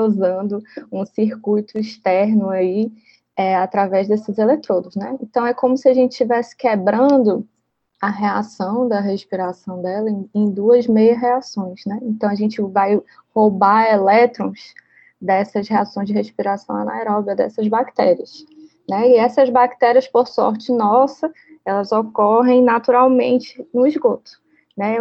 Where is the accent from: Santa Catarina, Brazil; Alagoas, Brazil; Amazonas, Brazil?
Amazonas, Brazil; Manaus; moved away as an adult; now in Ceará, Brazil; Eu sou de Manaus, né? Apesar de muito notícia dizer por aí que eu sou cearense, eu não sou cearense, eu sou amazonense